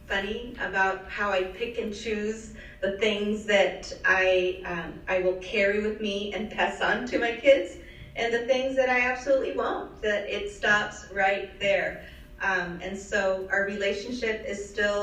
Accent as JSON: {"language": "English", "town": "Los Angeles", "region": "California", "country": "United States", "tie": "born or raised there", "said": "she migrated to Los Angeles, where I was born a few years later"}